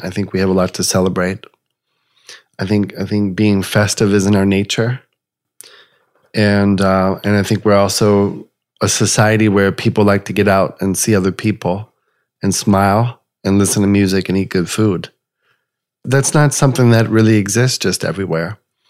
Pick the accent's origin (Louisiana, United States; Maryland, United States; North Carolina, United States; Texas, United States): Louisiana, United States; New Orleans; culturally I'm Cajun, but I'm the first of my family born here in New Orleans. So it had its ups and downs because, you know, I don't have a real thick Cajun accent or a New Orleans accent